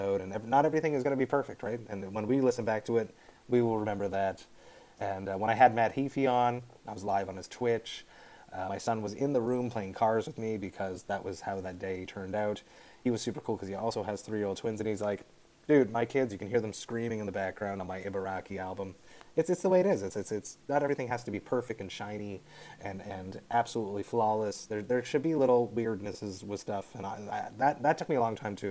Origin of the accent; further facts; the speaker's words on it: Deux-Montagnes, Quebec, Canada; now in Montreal, Canada; I'm from just outside Montreal, a small city called Deux-Montagnes, two mountains. It's outside, about 35 minutes car ride outside of Montreal in the north. I grew up there my whole life. There was a small English community there.